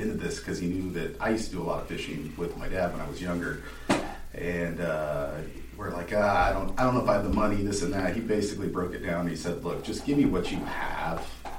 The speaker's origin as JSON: {"language": "English", "town": "Whittier", "region": "California", "country": "United States", "tie": "born or raised there", "said": "Growing up in Whittier here."}